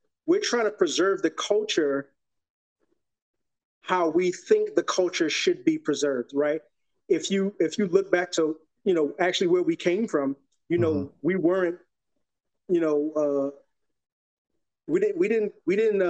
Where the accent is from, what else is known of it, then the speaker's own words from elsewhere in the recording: New York City, New York, United States; moved away as an adult; now in Texas, United States; Repping Soundview of the Bronx